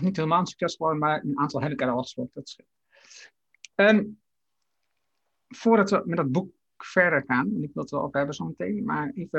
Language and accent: Dutch; Haaksbergen, Overijssel, Netherlands; mijn geboorteplaats Haaksberg